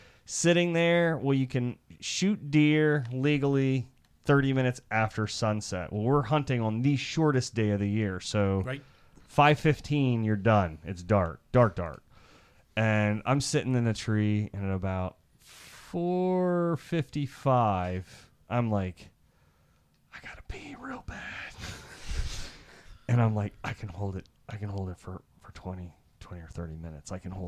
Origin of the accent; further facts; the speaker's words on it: Iowa, United States; When I grew up in Iowa, there were farms and they had like farm geese.